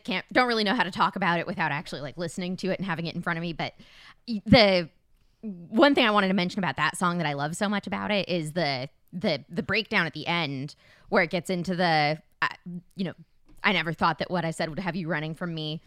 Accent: Tempe, Arizona, United States; moved away; my actual hometown of Tempe, Arizona

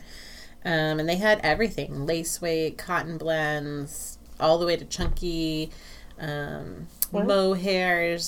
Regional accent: United States; being an American

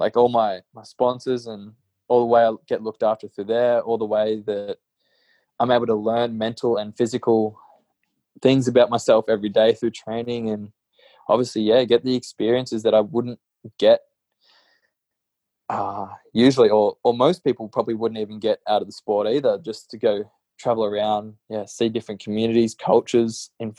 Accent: Gold Coast, Queensland, Australia; growing up on the Gold Coast

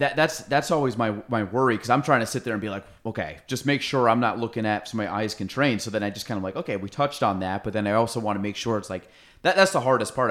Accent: Chazy, New York, United States; I'm from Chase A, so I went through Miner's Woods

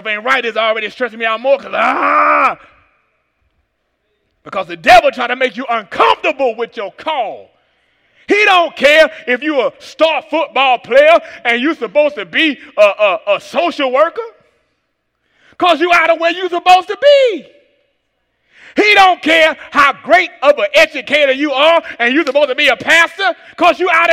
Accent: Atlanta, Georgia, United States; from Atlanta, Georgia

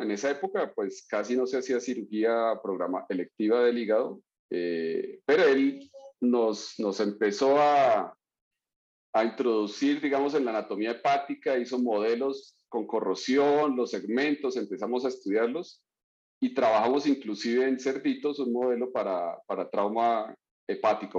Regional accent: Florencia, Caquetá, Colombia; moved away; nací en Florencia, Caquetá, que es una ciudad pequeña al sur del país, cercana a la región del Amazonas

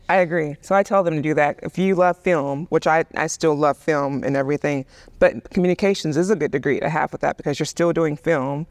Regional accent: Birmingham, Alabama, United States; I grew up in the South, and Birmingham was very different than New York

